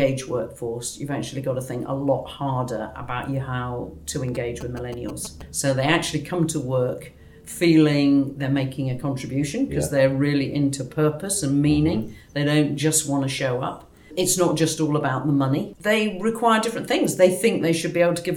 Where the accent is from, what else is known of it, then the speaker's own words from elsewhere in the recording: Newark, East Midlands, United Kingdom; I was born in Newark in Nottinghamshire